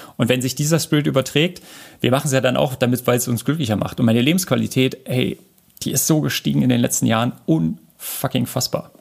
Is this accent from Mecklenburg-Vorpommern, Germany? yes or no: no; Berlin, Germany; ich komme ja aus Berlin